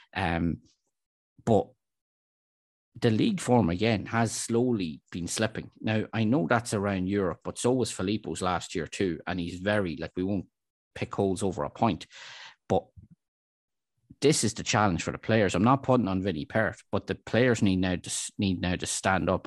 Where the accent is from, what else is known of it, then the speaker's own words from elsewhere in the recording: Dundalk, Leinster, Ireland; I'm from Dundalk and I'm a Dundalk supporter